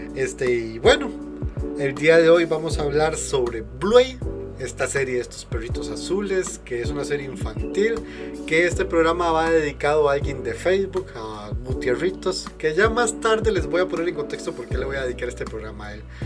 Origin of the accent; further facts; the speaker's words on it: Costa Rica; yo soy de Costa Rica